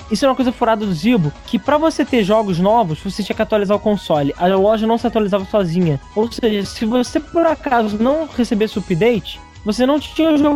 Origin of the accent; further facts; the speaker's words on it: Rio de Janeiro, Brazil; Eu, eu sou do Rio, eu ligava para São Paulo.